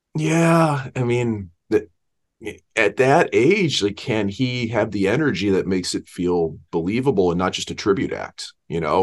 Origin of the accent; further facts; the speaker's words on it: St. Louis, Missouri, United States; We grew up in Saint Louis